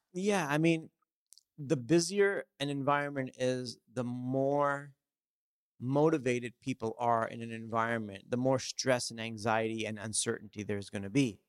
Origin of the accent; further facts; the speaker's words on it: Los Angeles, California, United States; also born or lived in India; growing up, I grew up in Southern California in Los Angeles